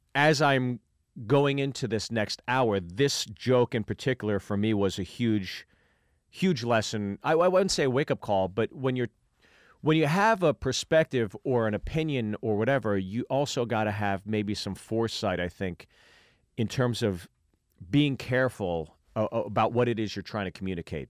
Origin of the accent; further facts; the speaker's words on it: Pittsburgh, Pennsylvania, United States; from Pittsburgh, Pennsylvania